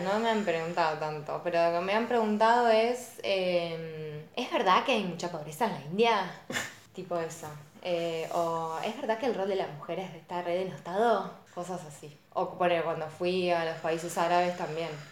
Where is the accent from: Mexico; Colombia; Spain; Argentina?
Argentina; sos de Argentina, sí, del país de Maradona